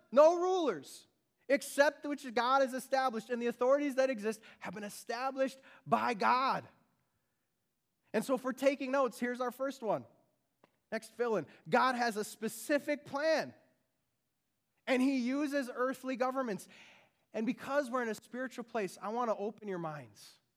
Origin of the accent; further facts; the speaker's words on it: Beaver Dam, Wisconsin, United States; now in Frankfurt, United States; I grew up in Beaver Dam, Wisconsin